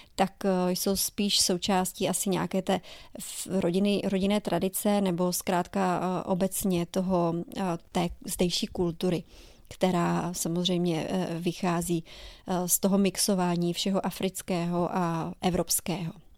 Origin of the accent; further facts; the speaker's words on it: Czechia; moved away as an adult; now in New Orleans, United States; V Česku já jsem v životě neměla auto